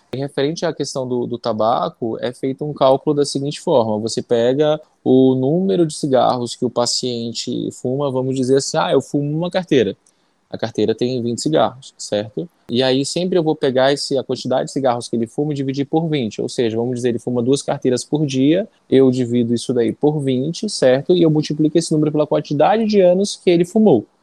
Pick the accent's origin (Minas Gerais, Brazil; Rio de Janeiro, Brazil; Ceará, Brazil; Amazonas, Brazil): Amazonas, Brazil; Manacapuru; also born or lived in Anori, Amazonas / São Paulo; Eu sou daqui do Amazonas mesmo, na verdade, eu sou eu do interior do Amazonas. Nasci em Anuri, fiz toda a minha escola na, em Manacapuru